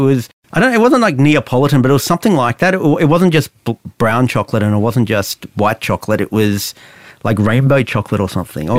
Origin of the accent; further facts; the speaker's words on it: Balwyn North, Victoria, Australia; In North Baldwin in Victoria.